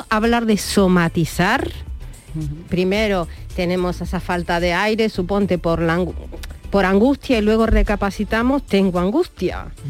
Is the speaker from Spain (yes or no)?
yes; Alcalá de Guadaíra, Andalusia, Spain; en mi pueblo, Alcalá de Guadaira